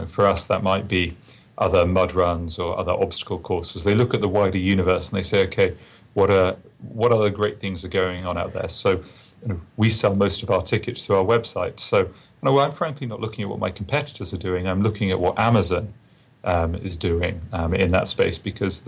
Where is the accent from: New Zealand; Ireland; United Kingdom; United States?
United Kingdom; England; moved away; me being an Englishman